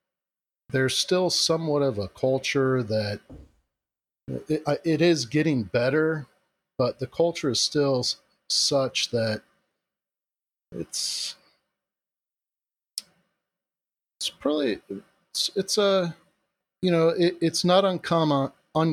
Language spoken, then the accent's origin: English; Central Florida, United States; I was born and raised in Central Florida